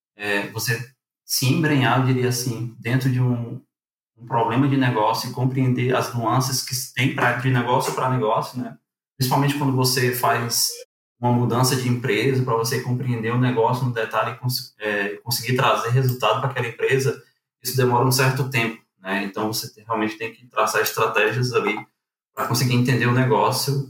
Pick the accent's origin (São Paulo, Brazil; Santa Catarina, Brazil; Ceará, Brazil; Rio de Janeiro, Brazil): Ceará, Brazil; Fortaleza; moved away as an adult; also born or lived in Acaraú, Ceará; now in Porto Alegre, Brazil; Sou natural de Acaraú, é uma cidade ali situada na região norte do estado do Ceará, desde os meus 10 anos de idade, mas minha família ah, acabou migrando ali para tal Fortaleza, né? Onde foi basicamente eu cresci e vivi até ali o ah, comecinho de 2019